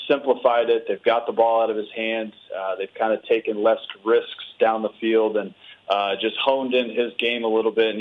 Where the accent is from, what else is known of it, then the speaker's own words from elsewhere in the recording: Denver, Colorado, United States; I grew up in Denver. was a Buffs fan growing up